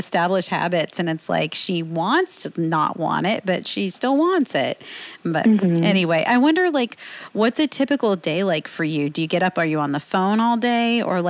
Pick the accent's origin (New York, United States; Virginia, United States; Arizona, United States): Virginia, United States; moved away; I'm from Virginia, which is pretty much Southern